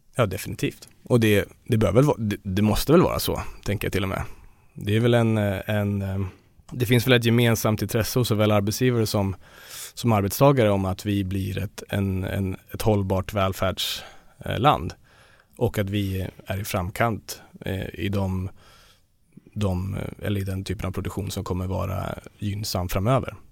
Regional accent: Dalarna County, Sweden; Jag kommer själv från Dalarna

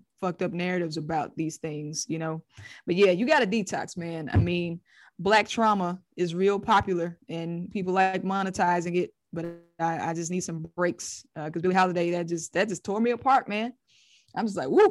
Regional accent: Mississippi, United States; my perspective on growing up in Mississippi

